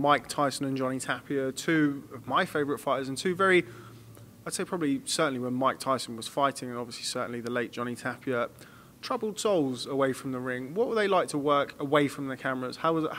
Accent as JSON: {"language": "English", "country": "United Kingdom", "said": "as a British boxing fan"}